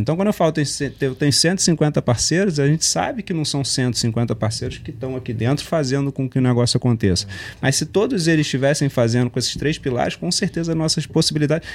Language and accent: Portuguese; Rio de Janeiro, Brazil; gosto de uma praia como bom carioca